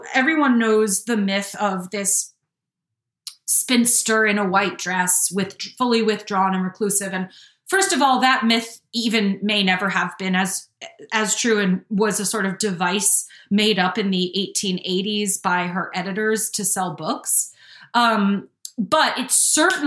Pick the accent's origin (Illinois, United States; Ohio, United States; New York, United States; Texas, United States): New York, United States; Hudson Valley; I grew up in the Hudson Valley, which is very near New England